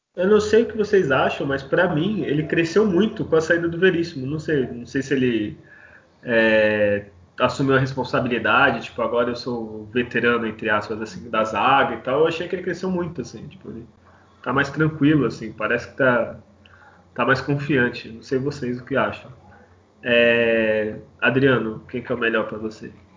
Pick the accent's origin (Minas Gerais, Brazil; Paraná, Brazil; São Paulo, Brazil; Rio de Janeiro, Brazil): São Paulo, Brazil; Santos; eu sou santista